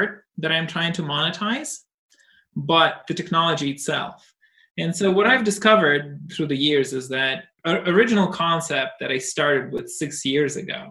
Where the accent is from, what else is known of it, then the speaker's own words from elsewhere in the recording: Russia; moved away; I was brought up in Russia